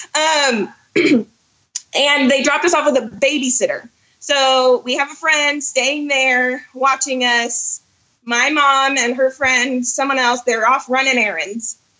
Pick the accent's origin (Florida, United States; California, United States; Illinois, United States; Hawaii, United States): Florida, United States; Orlando; now in Rogers, Arkansas, United States; I was born and raised in Orlando